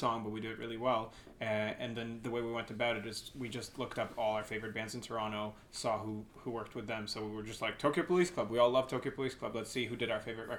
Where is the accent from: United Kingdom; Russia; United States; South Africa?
Russia; Moscow; moved away; also born or lived in Israel; growing up in Moscow. I'm from Russia